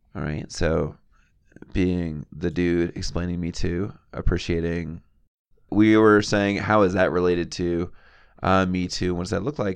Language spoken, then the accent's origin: English; the South, United States; I grew up in the South